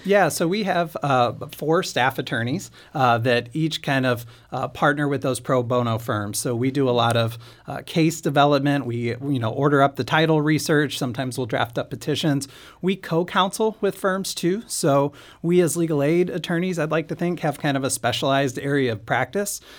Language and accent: English; St. Louis, Missouri, United States; also born or lived in Kansas City; I'm from Saint Louis, uh, but went to law school in Kansas City